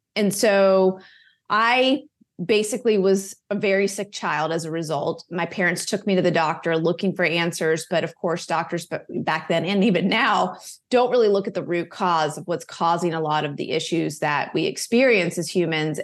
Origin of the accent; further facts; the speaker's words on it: Charlotte, North Carolina, United States; I grew up in Charlotte, North Carolina. I was still living here